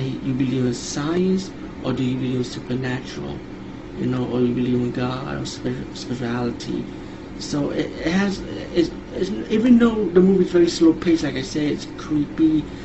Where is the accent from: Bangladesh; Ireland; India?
India; being Indian, I grew up around these supernatural stories